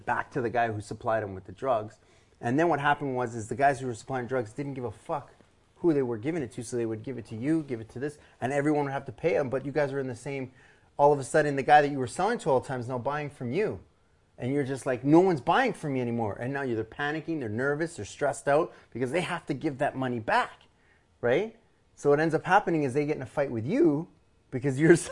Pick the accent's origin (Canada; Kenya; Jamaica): Canada; Edmonton, Alberta; I grew up in Mill Woods